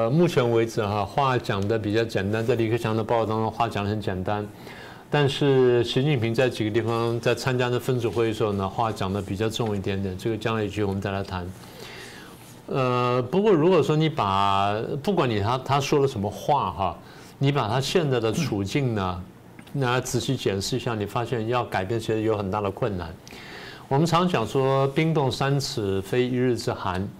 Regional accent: United States; 那最有名的世卫组织这些呢，我们美国人觉得说你的渗透而且在不公平的修改游戏规则

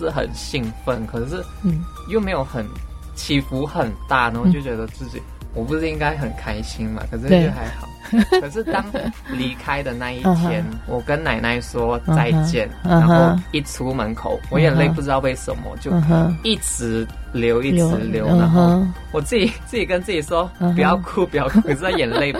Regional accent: Malaysia; now in Taiwan; 对，现在我跟一个台湾的不认识的人去说话，他会以为说，他就以为我是台湾人这样。哦，我就说我是马来西亚。

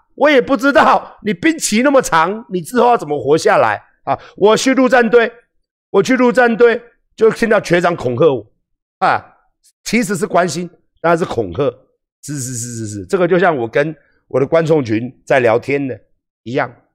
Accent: Taiwan; 我们台湾人

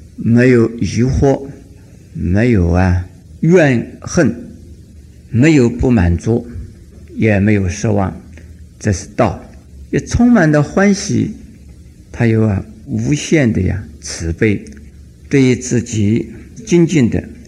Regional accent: China; 我们中国人呢，喜欢要看庄严呢

